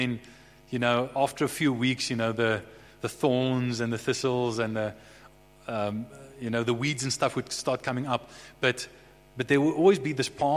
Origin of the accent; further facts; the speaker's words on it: Bloemfontein, Free State, South Africa; also born or lived in Somerset West; My brother Harry and I were raised in Bloemfontein. We were born in Somerset West, but we were quite young. I think I was about 3-4 years old, somewhere in that ballpark. We moved to Bloemfontein